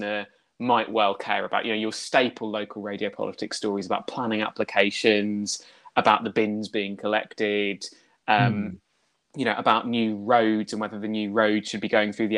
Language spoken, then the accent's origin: English; Lincolnshire, East Midlands, United Kingdom; now in Brighton, United Kingdom; growing up in Lincolnshire